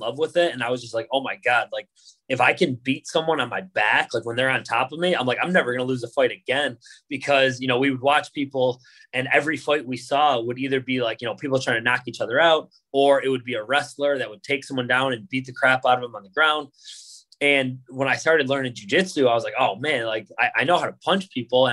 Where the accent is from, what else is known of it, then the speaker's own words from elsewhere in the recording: Buffalo, New York, United States; I grew up in Buffalo